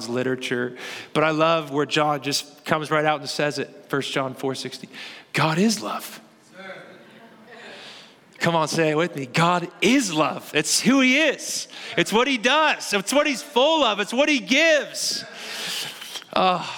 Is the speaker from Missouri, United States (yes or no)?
yes; Kansas City, Missouri, United States; I am from Kansas City